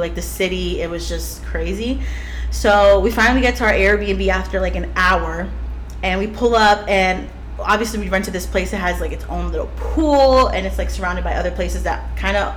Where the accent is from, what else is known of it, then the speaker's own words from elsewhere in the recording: Florida, United States; I grew up in Florida